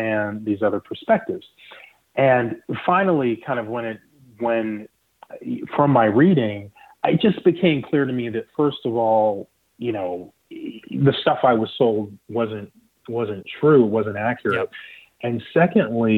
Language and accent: English; the Southeast, North Carolina, United States; also born or lived in Nigeria; now in Florida, United States; I was born in Nigeria. I grew up in the Southeast. And I remember in North Carolina